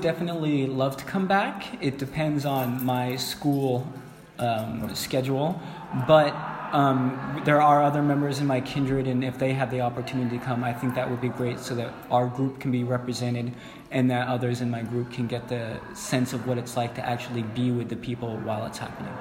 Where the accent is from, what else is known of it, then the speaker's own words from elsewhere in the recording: California, United States; I'm from California.